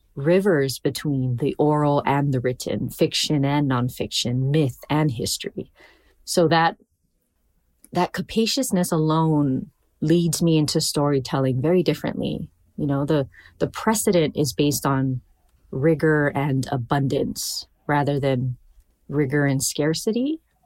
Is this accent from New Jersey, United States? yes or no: no; Hawaii, United States; So, you know, of course I'm a poet. I'm Hawaiian.